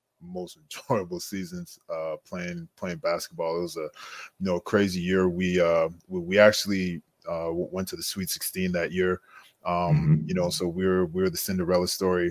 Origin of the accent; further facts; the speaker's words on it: Montreal, Quebec, Canada; moved away as an adult; I was born and raised in Montreal